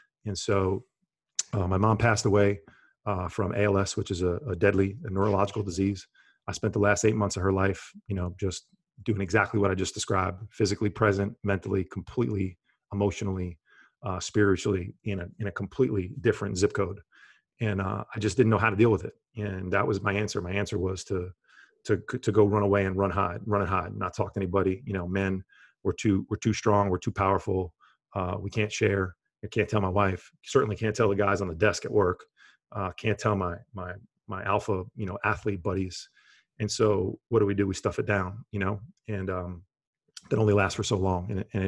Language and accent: English; New Jersey, United States; I grew up in Bergen County in the New York, New Jersey area. You know, New York, New Jersey, basketball and Wall Street probably defined the majority of my life for a long period of time.